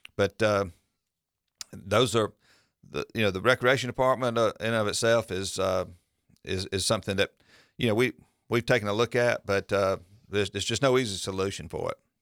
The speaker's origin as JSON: {"language": "English", "town": "Milledgeville", "region": "Georgia", "country": "United States", "tie": "born or raised there", "said": "I grew up here in Millersville"}